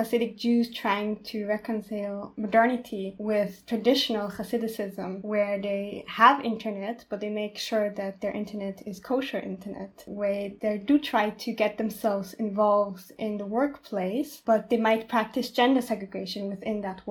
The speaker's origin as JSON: {"language": "English", "region": "Vienna", "country": "Austria", "tie": "born or raised there", "said": "I was born and raised in Vienna most of my life."}